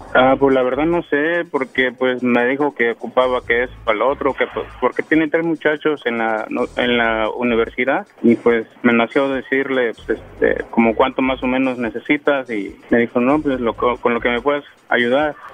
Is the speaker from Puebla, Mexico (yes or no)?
no; Guerrero, Mexico; moved away; yo soy del estado de Guerrero